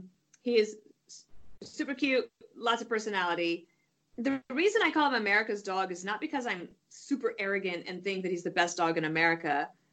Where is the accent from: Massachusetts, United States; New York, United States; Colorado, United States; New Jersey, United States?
Colorado, United States; moved away; I grew up in Colorado